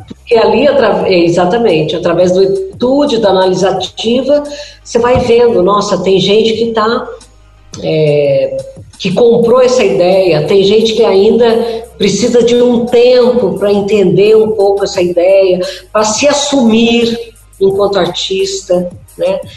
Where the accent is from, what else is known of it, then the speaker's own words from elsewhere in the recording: Minas Gerais, Brazil; quando eu era criança, né, em Minas Gerais